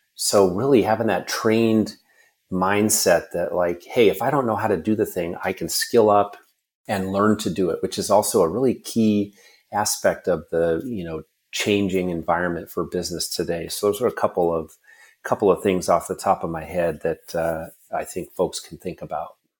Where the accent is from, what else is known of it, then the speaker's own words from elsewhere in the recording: Washington, United States; my home state